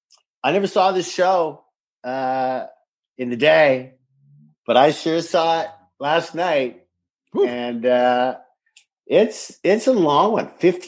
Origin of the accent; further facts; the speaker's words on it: Saskatoon, Saskatchewan, Canada; moved away; also born or lived in Pasadena; I didn't even know what French was. And I come from an English-French country like Canada. But I came from Saskatoon, as you know, and there wasn't a lot of French, you know, speaking people then.